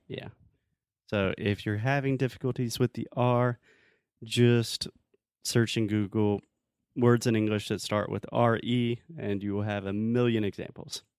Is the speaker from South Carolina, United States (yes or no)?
yes; South Carolina, United States; in South Carolina, my home state